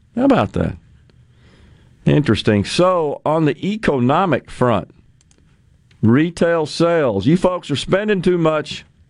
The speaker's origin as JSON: {"language": "English", "town": "Ridgeland", "region": "Mississippi", "country": "United States", "tie": "born or raised there", "said": "Rotary Club in Ridgeland, my hometown"}